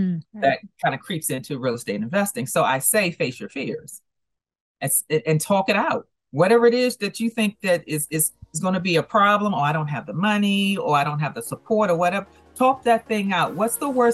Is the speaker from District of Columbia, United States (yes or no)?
yes; Washington, District of Columbia, United States; I'm actually from the Washington, D.C. area